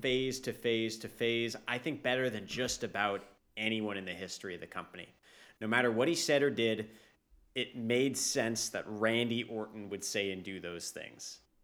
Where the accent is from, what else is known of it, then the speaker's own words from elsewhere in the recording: Canada; as a Canadian